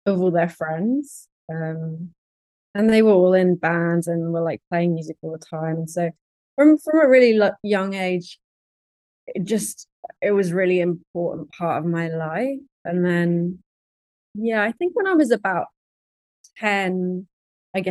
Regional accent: London, United Kingdom; I'm from London

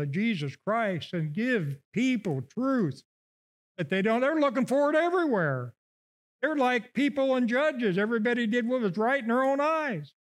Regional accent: Illinois, United States; moved away; I come from Illinois, okay? So every fall, uh, we get a watermelon in Havana

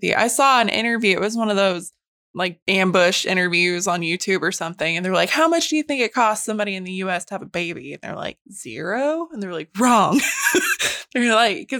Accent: Calico Rock, Arkansas, United States; That happened in my hometown where I grew up. They closed Calico Rock.

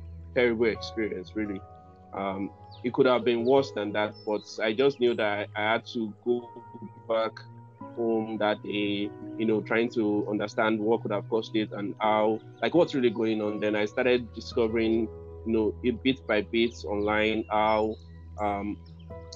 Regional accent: Nigeria; I'm from Nigeria

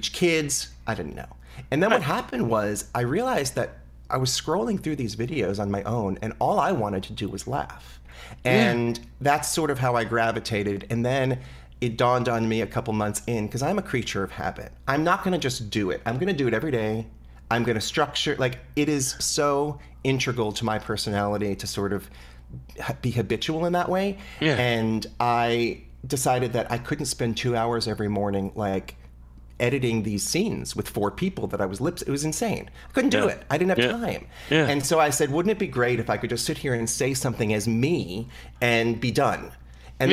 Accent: New Jersey, United States; I was born in New Jersey

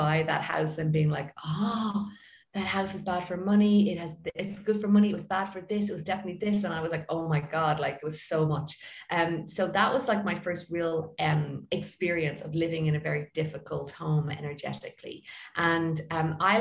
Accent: Ireland; I'm from Ireland and I am a feng shui expert

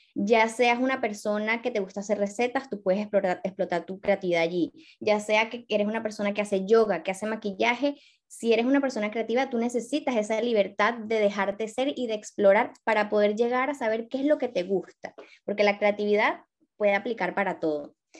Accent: Venezuela; moved away as an adult; now in Barcelona, Spain; soy venezolana

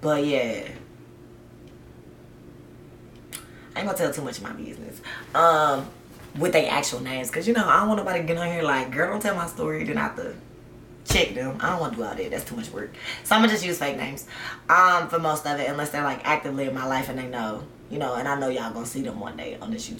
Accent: the South, United States; also born or lived in Georgia / Tennessee; I grew up in the South, okay? South. Georgia and Tennessee

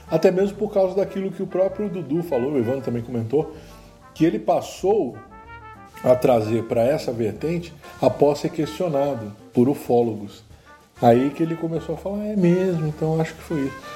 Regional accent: Santos, São Paulo, Brazil; moved away; Para mim que sou de Santos não, né, mas eu odeio calor, gente. Eu odeio calor. Então a minha cidade sempre foi quente assim. Santos faz 40 graus brincando, né? Mas eu nunca gostei, por isso até mesmo que eu fugi de lá.

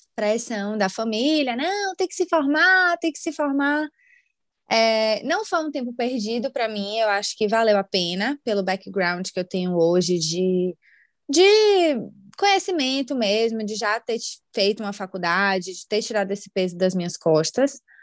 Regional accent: Salvador, Bahia, Brazil; moved away as an adult; now in Ireland; eu sou de Salvador

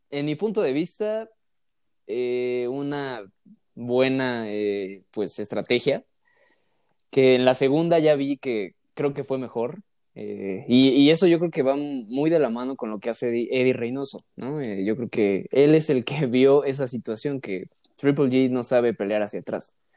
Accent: Mexico; yo no, por eso no digo somos, digo sí soy mexicano, pero yo no soy así

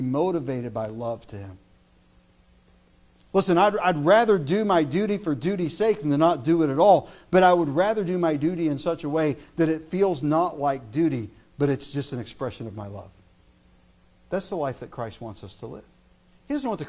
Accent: United States; As an American

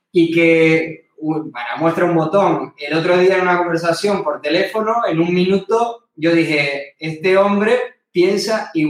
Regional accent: Canary Islands, Spain; mi tierra, las Islas Canarias

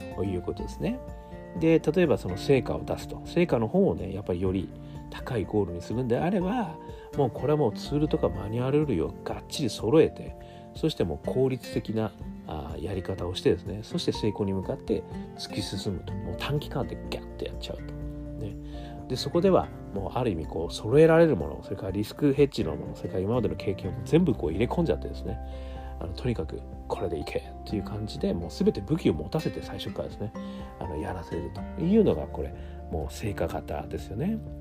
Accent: Hokkaido, Japan; どさんこ

